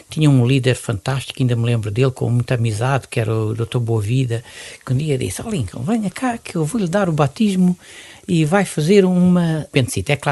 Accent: Mozambique; now in Portugal; Nasci em Moçambique

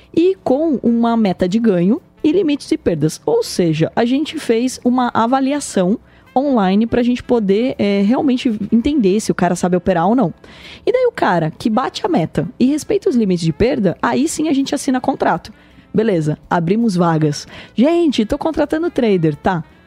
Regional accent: Porto Feliz, São Paulo, Brazil; O interior, a minha região, eu sou nascido em Porto Feliz

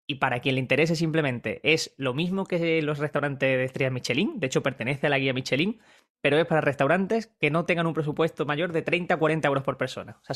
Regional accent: Málaga, Andalusia, Spain

